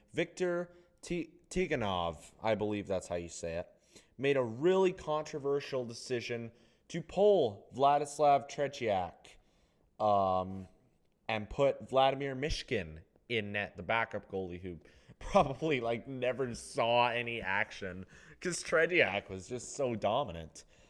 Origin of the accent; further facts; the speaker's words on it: Canada; I know, I'm, I'm Canadian. I'm Canadian